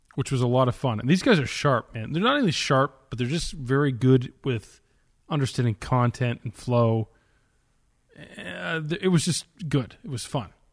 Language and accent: English; Canada; now in Kentucky, United States; I am Canadian. That's where I'm from.